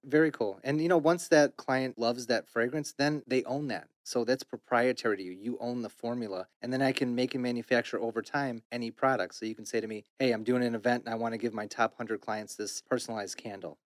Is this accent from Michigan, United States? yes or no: yes; Detroit, Michigan, United States; I was born in Detroit, my business is Detroit, I live in Detroit